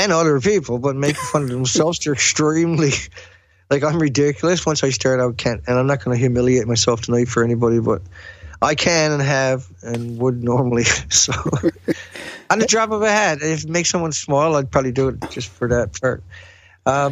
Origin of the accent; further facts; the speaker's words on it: Newfoundland and Labrador, Canada; accent: heavy accent; moved away as an adult; also born or lived in West Coast of Canada; I was originally from Newfoundland